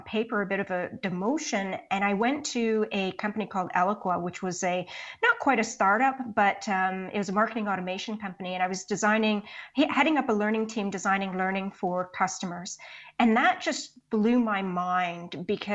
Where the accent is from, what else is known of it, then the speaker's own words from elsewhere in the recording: Canada; also born or lived in Poland; I'm Canadian. So that's where I've spent the majority of my career. Went to school here, all that sort of stuff, grew up here.